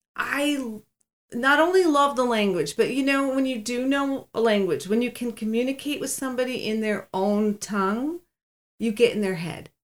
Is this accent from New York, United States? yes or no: yes; Cheektowaga, New York, United States; being very sheltered growing up in Cheektowaga.